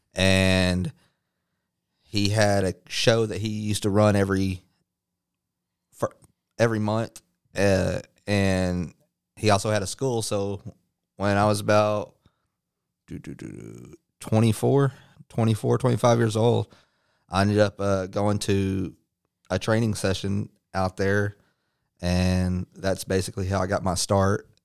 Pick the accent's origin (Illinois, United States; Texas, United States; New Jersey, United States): Texas, United States; Midlothian; also born or lived in Dallas, Texas / Lancaster, Texas / Waxahachie, Texas; we moved to Midlothian, Texas before it blew up, and I basically lived in between Midlothian and Waxahachie basically all my life